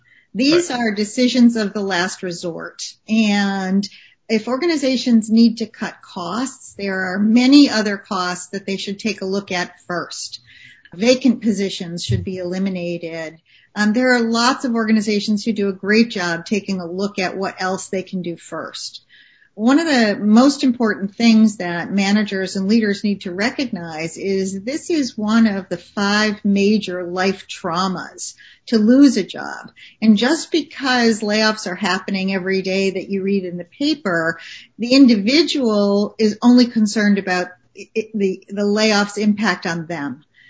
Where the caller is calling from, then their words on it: Saco, Maine, United States; I'm calling in from Saco, Maine.